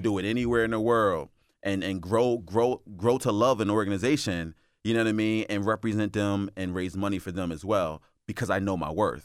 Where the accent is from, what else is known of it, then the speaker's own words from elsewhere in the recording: Philadelphia, Pennsylvania, United States; moved away as an adult; now in Delaware, United States; am born and raised in Philadelphia